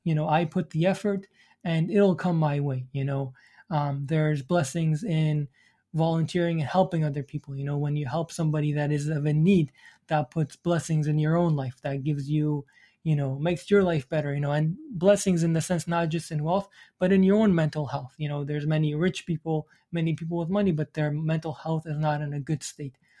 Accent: Iraq; moved away; I'm from the Middle East. So I came from, my parents are from Iran. I was, um, from Iraq.

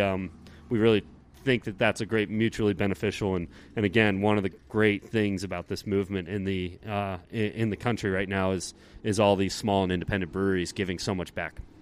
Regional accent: East Coast, United States; moved away; since I was really young growing up on the East Coast

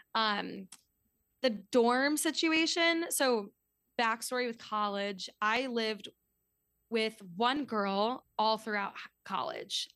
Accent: New York City, New York, United States; also born or lived in Washington, D.C. / Midwest / Scotland; I was actually born in D C, so I guess I can't fully say that, but I'm, I'm from New York City, grew up here

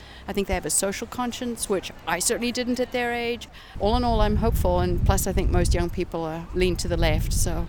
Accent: Zimbabwe; moved away; I'm from Zimbabwe.

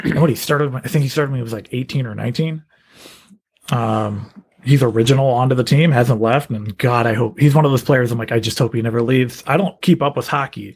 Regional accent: Washington, District of Columbia, United States; born or raised there

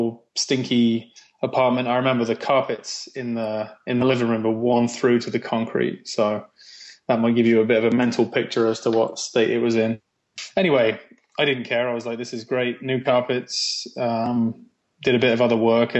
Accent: England, United Kingdom; accent: English; now in Canada; So I was born in Canada, actually. My dad was in the Air Force, so I was born here. And about a year after I was born, my whole family went back to England, which is where the accent's from. And so I grew up kind of English

